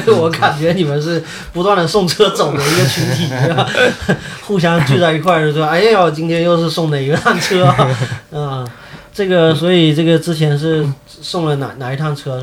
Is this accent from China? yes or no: yes; Sanming, Fujian, China; moved away as an adult; also born or lived in Beijing; now in Xiamen, China; 我是在三明长大的